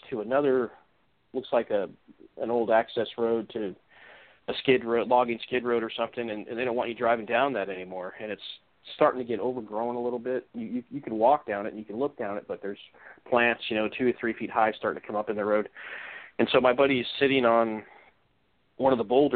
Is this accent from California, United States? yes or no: yes; Orange County, Southern California, United States; moved away as an adult; also born or lived in Northwest Washington; now in Washington, United States; I grew up in Southern California, kind of in an upscale neighborhood in Orange County